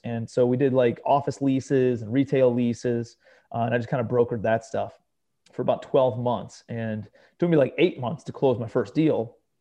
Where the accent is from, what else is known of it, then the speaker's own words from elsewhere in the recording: Cleveland, Ohio, United States; moved away as an adult; also born or lived in New York City; I'm a kid from Cleveland, Ohio, right? Grew up in a blue-collar suburb of Cleveland